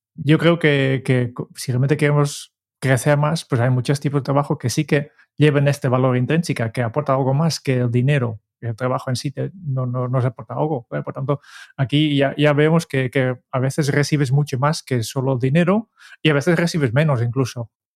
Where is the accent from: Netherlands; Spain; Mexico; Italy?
Netherlands; Spanish is a second language; yo como holandés